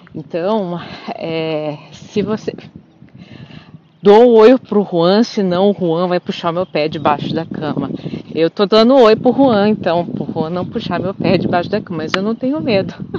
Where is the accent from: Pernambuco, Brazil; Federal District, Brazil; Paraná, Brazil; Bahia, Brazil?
Paraná, Brazil; Curitiba; eu sou de Curitiba